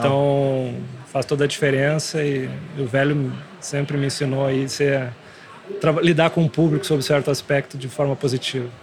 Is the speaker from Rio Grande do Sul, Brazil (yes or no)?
yes; Santo Ângelo, Rio Grande do Sul, Brazil; moved away; vim do interior sou de Santo Ângelo